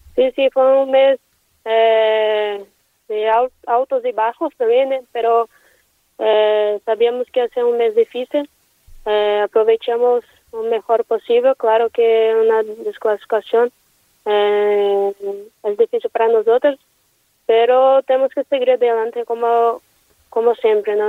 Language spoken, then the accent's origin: Spanish; Brazil; Spanish is a second language; moved away as an adult; now in Valencia, Spain; como brasileña